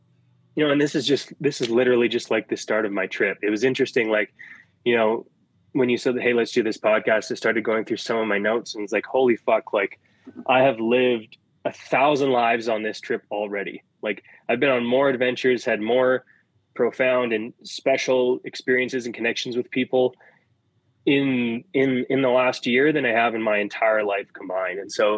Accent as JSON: {"language": "English", "country": "India", "said": "So being in Vrindavan for Diwali, it's like a special thing as an Indian."}